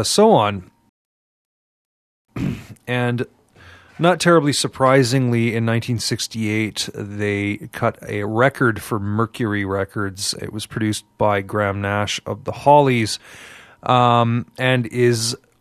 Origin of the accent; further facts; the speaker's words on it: Montreal, Quebec, Canada; now in Vancouver, Canada; when I was growing up in Montreal